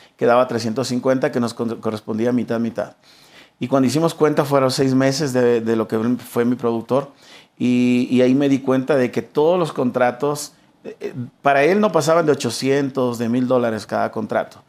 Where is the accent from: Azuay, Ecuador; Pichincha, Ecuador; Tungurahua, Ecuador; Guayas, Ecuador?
Pichincha, Ecuador; Quito; toda mi vida crecí en el barrio de San Roque